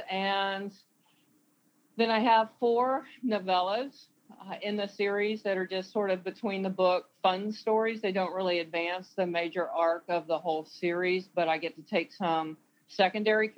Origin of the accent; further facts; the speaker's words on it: the South, United States; I grew up in the South where my opportunities were different from the boys that were my age